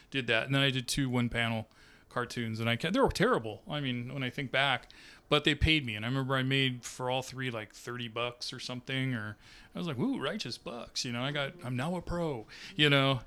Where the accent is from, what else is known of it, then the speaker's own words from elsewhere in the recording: Sacramento, California, United States; growing up in Sacramento as a brown kid